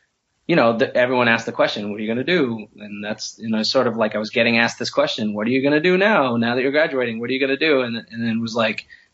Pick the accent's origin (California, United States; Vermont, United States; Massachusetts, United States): Massachusetts, United States; Peabody; also born or lived in Lynn, Massachusetts; I was born in Lynn, Massachusetts, and I grew up on the North Shore of Boston in Peabody, Mass.